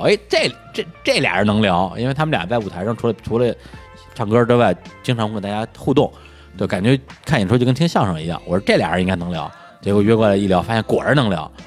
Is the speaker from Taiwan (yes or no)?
no; Beijing, China; 我这个来自于北京市门头沟区，然后是一个山区人民